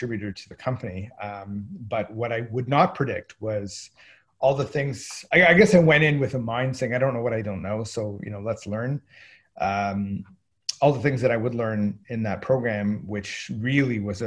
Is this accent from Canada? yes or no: yes; Kingston, Ontario, Canada; moved away; also born or lived in Montreal; I'm originally from Kingston, Ontario. So it was going home for me.